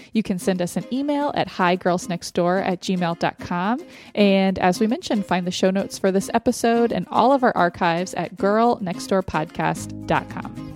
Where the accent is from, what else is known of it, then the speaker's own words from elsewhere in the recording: Austin, Texas, United States; now in Gilbert, United States; from my hometown of Austin